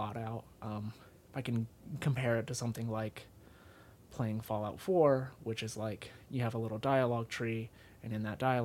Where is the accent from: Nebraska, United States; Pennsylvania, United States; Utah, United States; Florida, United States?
Utah, United States; Salt Lake City; also born or lived in South Carolina; born and raised in Utah near Salt Lake City. And then when I was in 7th grade, I lived in South Carolina for 3 years, and then I came back.